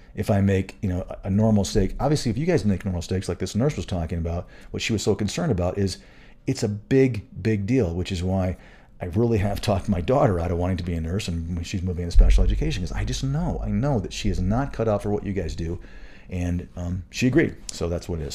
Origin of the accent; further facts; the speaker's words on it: Michigan, United States; moved away as an adult; also born or lived in Florida / Colorado; I grew up in Michigan